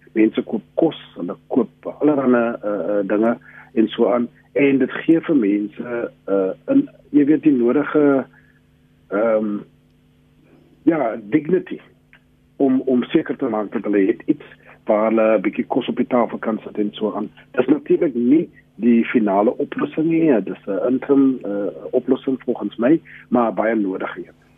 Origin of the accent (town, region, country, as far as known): South Africa